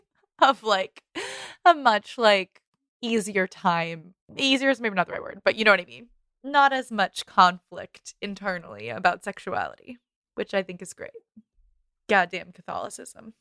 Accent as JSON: {"language": "English", "town": "Boston", "region": "Massachusetts", "country": "United States", "said": "we're Bostonians"}